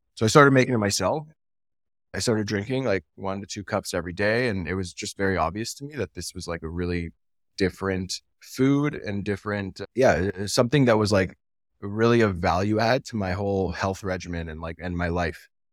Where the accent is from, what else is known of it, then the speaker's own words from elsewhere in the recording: Canada; I'm from Canada